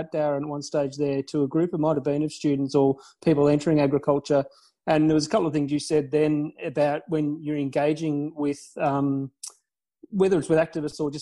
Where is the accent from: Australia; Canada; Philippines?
Australia; we as an Australian, you know, kind of peoples